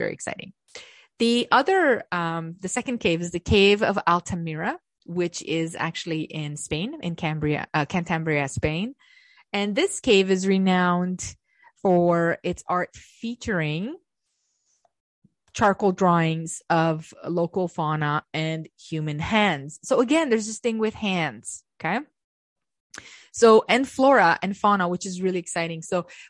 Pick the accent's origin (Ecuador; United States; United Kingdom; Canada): Canada; I know I'm Canadian.